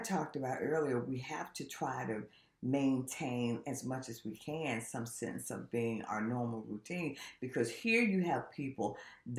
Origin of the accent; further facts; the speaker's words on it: South Carolina, United States; now in Richmond, United States; my hometown in South Carolina